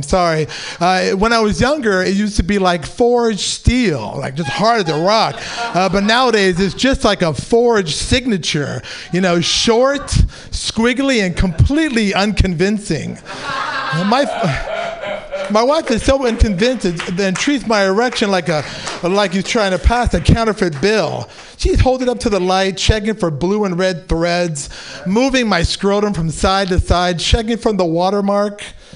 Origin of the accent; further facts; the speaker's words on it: San Francisco, California, United States; I'm a native San Franciscan, but besides me being Pakistani, I was born and raised.